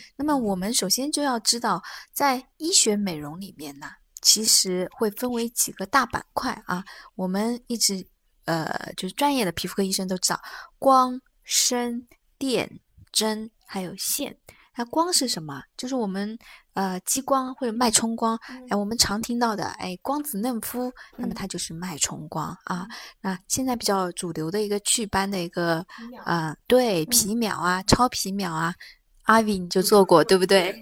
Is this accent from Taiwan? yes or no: no; China; 就以前因为我们中国人。包括我们亚洲人，因为解剖学的原因